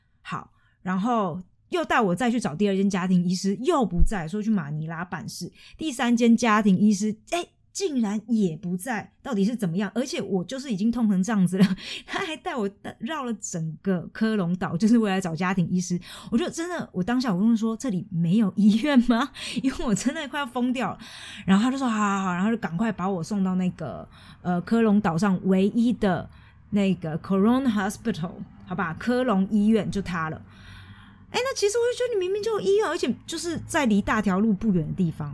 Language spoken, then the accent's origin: Chinese; Taiwan; 我是台湾人